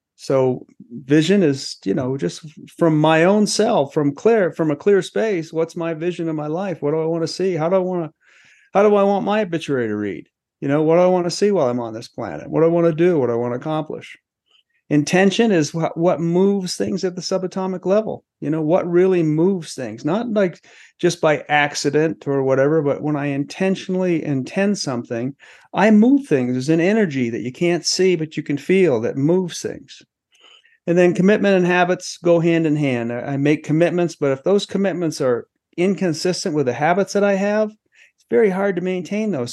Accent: Maine, United States; also born or lived in Los Angeles; now in Colorado, United States; I grew up in Maine

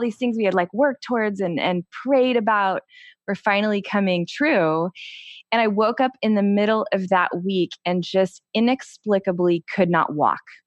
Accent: Texas, United States; my cousin Cameron, who, um, I grew up with in Texas

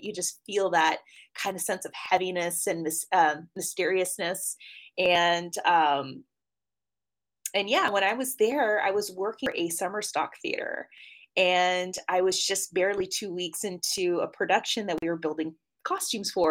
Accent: New Orleans, Louisiana, United States; now in Los Angeles, United States; growing up in New Orleans, you just knew it was a very spooky and very spiritual and unique town

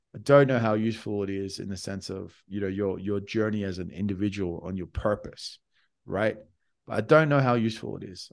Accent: Australia; I came from Australia

